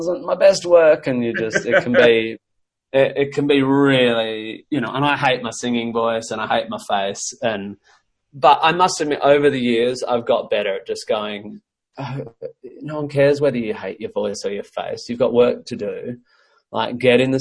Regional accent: Australia; also born or lived in United States; as an Australian. You know, I've lived in the States, obviously

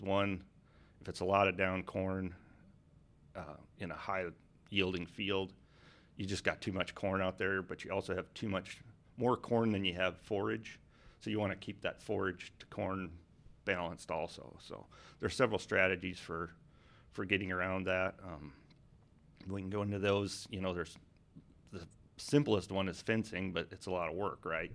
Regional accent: North Dakota, United States; so if you cut North Dakota in half, north, south, east, west. I grew up about there

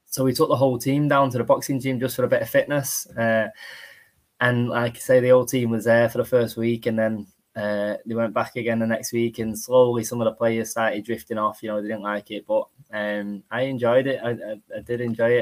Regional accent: Salford, North West England, United Kingdom; also born or lived in Eccles; I'm from Salford

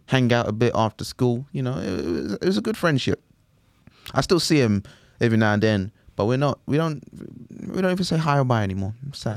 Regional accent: London, United Kingdom; grew up in London, East London

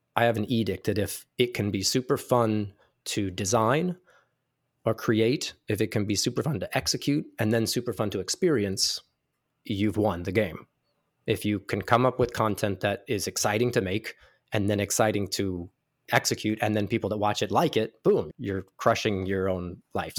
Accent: Ruidoso, New Mexico, United States; also born or lived in Albuquerque, New Mexico; I'm from small town New Mexico. I was born in Albuquerque, New Mexico, and then lived in a ski resort town called Ruidoso for about twelve years

